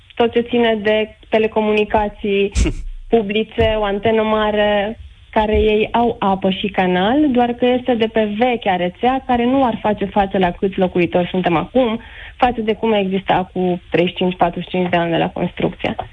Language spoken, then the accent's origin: Romanian; Oradea, Bihor County, Romania; eu sunt din Oradea